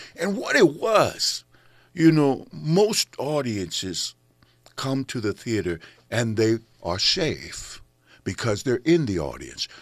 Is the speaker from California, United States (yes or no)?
yes; San Francisco, California, United States; now in Los Angeles, United States; We grew up in San Francisco together